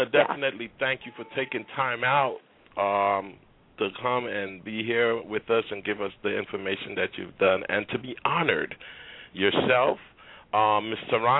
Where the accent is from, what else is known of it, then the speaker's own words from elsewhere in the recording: Trinidad & Tobago; I mean, I'm from Trinidad.